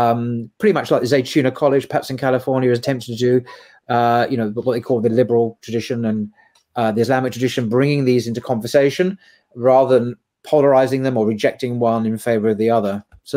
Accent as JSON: {"language": "English", "region": "England", "country": "United Kingdom", "said": "I'm still English, obviously."}